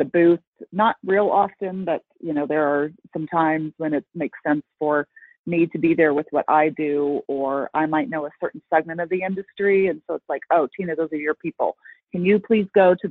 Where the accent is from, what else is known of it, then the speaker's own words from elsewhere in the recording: Colorado, United States; moved away as an adult; also born or lived in Texas; I grew up in Colorado, born and raised